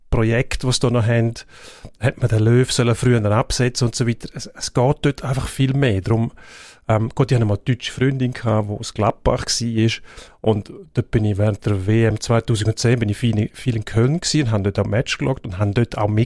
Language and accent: German; Switzerland; als Schweizer bist du immer noch der Aussenseiter gewesen